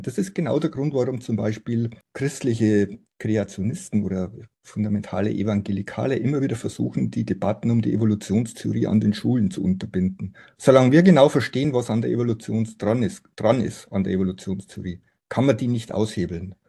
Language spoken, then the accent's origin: German; Simbach am Inn, Bavaria, Germany; moved away as an adult; also born or lived in Oxford; now in Munich, Germany; Ich bin gebürtiger Niederbayer, Simbach am Inn, um genau zu sein.